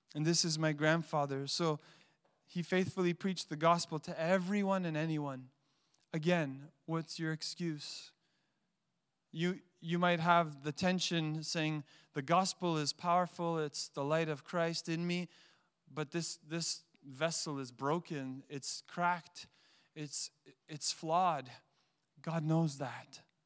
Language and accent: English; Montreal, Quebec, Canada; I had a best friend growing up in Montreal